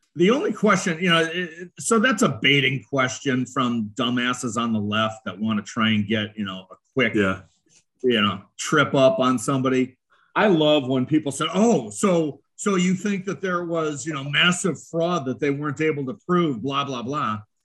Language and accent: English; Chicago, Illinois, United States; I'm from Chicago. I was involved in Chicago machine politics for 27 years